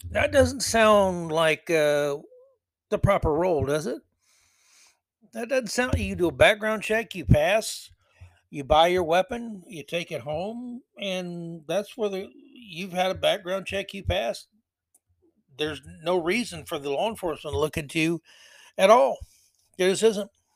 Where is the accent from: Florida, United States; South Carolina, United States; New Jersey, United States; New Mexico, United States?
Florida, United States; Tampa; my hometown Lightning